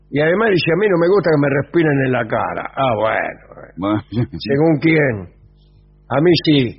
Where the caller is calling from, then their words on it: San Vicente, Argentina; Vengadores … de San Vicente.